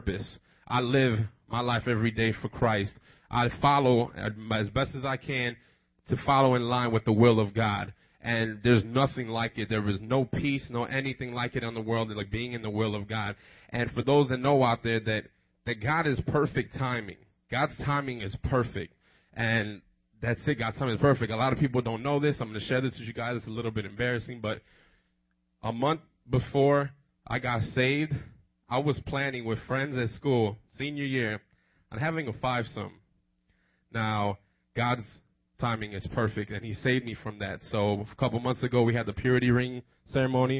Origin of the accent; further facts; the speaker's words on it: Chicago, Illinois, United States; I was born and raised in Chicago